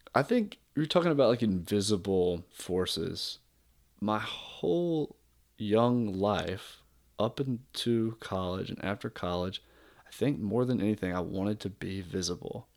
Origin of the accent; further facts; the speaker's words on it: South Georgia, United States; moved away; where I was born in South Georgia